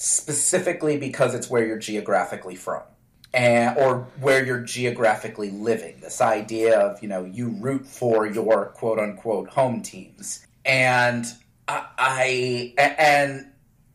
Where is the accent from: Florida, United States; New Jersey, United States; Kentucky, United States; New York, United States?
Florida, United States; Orlando; also born or lived in Northeast United States; I grew up in Orlando in the 90s